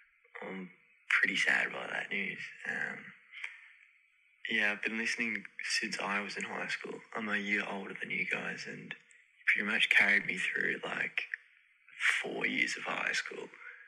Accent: Australia; I'm from Australia.

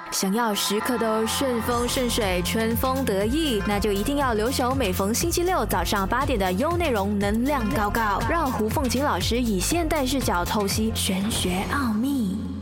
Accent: Taiwan; also born or lived in Malaysia; 我是在，从小是在台湾长大的嘛。嗯。然后我觉得我在台湾长大的时候

